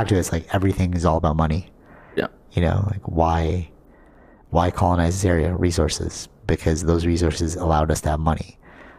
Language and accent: English; Philippines; growing up, I, like, really rebelled against the whole Catholic system being Filipino.